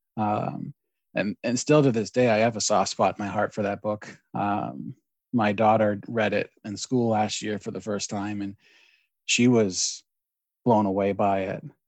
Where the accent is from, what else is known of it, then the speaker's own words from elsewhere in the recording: Maine, United States; I'm born and raised in Maine.